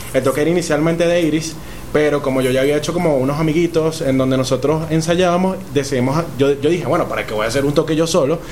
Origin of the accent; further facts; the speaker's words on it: Caracas, Capital District, Venezuela; yo soy de Katia